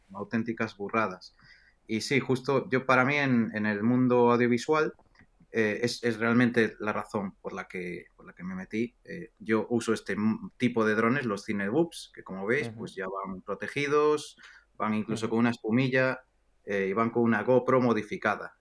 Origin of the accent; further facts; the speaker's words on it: Galicia, Spain; moved away as an adult; also born or lived in Hong Kong; también en, España, en Galicia, de donde soy